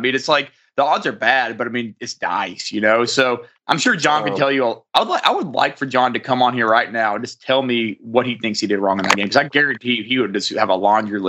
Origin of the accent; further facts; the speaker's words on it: Arkansas, United States; I'm from Arkansas